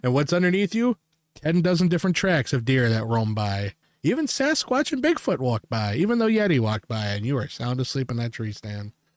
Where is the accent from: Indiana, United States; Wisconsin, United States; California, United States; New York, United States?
Wisconsin, United States; we're from Wisconsin